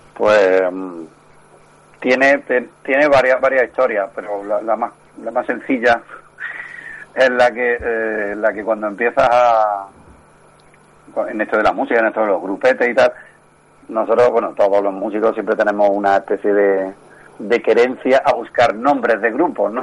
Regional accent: Córdoba, Andalusia, Spain; somos de Córdoba y, desde, desde el principio pues seguimos residiendo en Córdoba

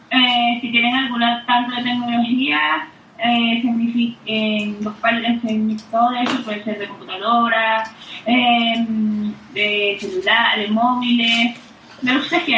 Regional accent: Venezuela; accent: Venezuelan; yo no solo hablo venezolano.

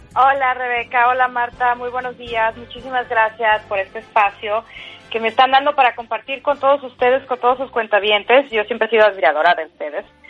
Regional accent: Mexico; moved away as an adult; now in California, United States; como periodista, como mexicana, como persona

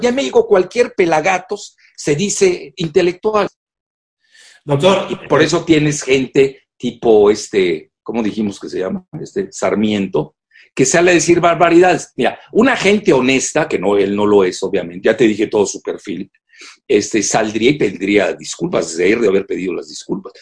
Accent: Mexico; nosotros los mexicanos

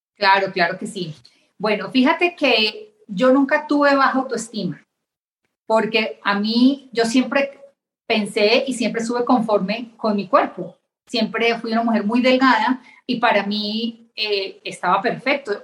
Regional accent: Bogotá, Colombia; moved away as an adult; now in Mexico; estudié en Colombia, en Bogotá, Colombia, hice mi carrera

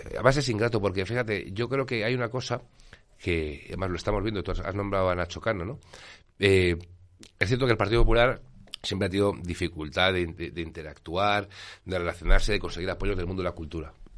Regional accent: Spain; como español

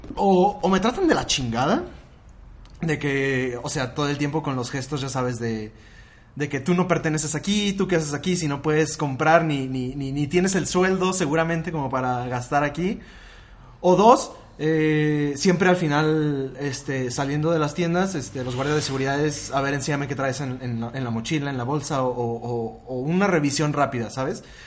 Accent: Mexico City, Mexico; soy de la Ciudad de México, chilango

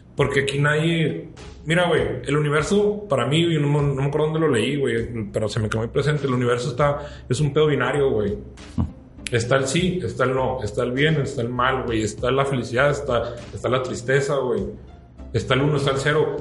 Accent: Mexico; como mexicano

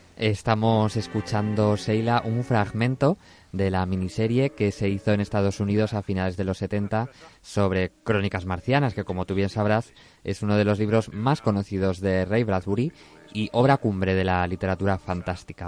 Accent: Zaragoza, Aragon, Spain; no soy como un zaragozano de pro

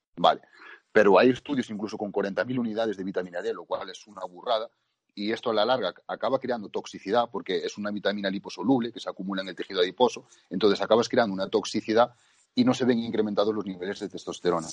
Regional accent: Spain; nosotros que somos de España

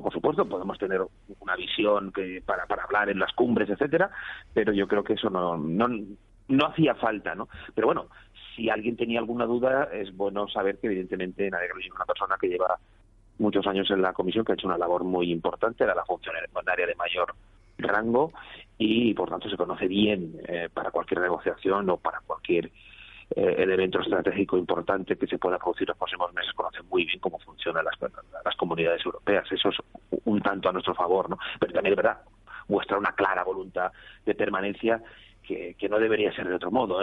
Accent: Valencian Community, Spain; Yo soy valenciano

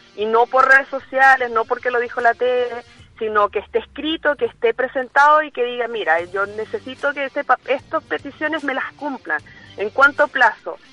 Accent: Venezuela; now in Chile; yo soy venezolana

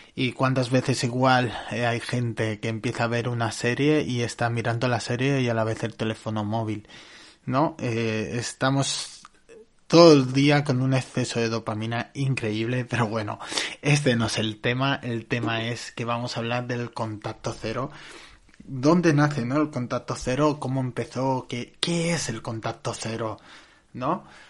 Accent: Barcelona, Catalonia, Spain; yo soy de Barcelona

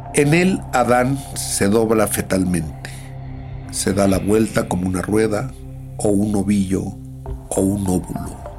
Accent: Mexico; siendo los mexicanos tan nacionalistas como somos

